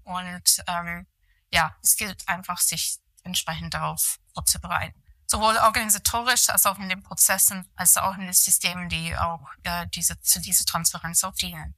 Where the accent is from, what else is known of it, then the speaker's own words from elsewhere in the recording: near Manchester, North West England, United Kingdom; German is a second language; moved away as an adult; also born or lived in London / Rosenheim; now in Germany; aufgewachsen bin ich tatsächlich im Nordwesten von England, äh, in der Nähe von Manchester. Dort habe ich eigentlich meine Schuljahren verbracht